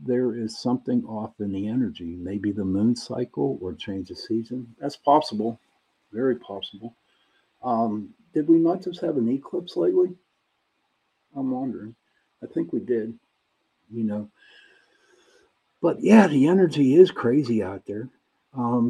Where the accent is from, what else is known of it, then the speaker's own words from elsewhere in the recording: Pittsburgh, Pennsylvania, United States; I am from Pittsburgh, Pennsylvania